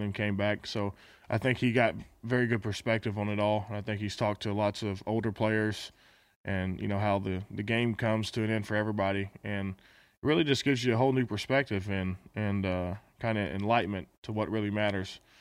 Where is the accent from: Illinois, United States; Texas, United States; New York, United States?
Texas, United States; I guess we're both from Texas